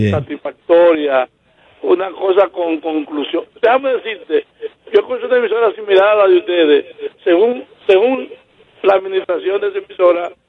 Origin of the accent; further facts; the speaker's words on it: Puerto Plata, Dominican Republic; yo soy Plateño, estoy en Puerto Plata.